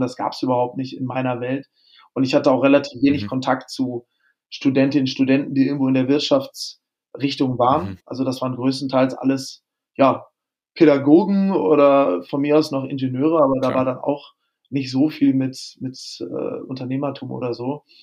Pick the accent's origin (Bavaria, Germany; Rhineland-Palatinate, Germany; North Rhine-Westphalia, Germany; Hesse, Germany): North Rhine-Westphalia, Germany; Lemgo; now in Hamburg, Germany; Ich komme aus der ostwestfälischen Provinz ähm, in der Nähe mhm. von Bielefeld, also Lemgo